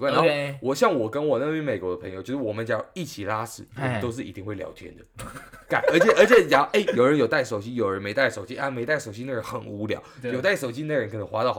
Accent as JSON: {"language": "Chinese", "country": "Taiwan", "moved": "yes", "said": "像我们台湾人一般会觉得很尴尬"}